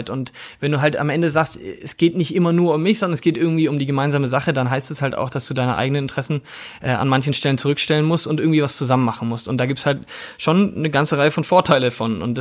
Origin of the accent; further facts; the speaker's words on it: Coburg, Bavaria, Germany; ich habe mich auch mal politisch engagiert äh, als, als Jugendlicher in meiner Heimatstadt Coburg